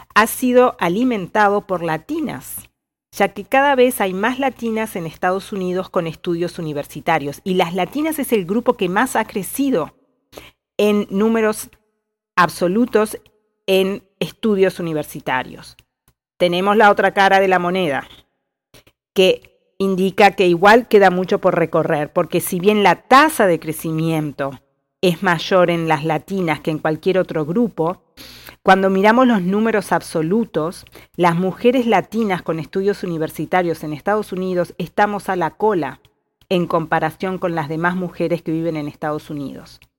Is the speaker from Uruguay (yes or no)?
yes; Uruguay; moved away as an adult; also born or lived in Spain; now in California, United States; uruguaya y con experiencia internacional viviendo y trabajando en distintos países del mundo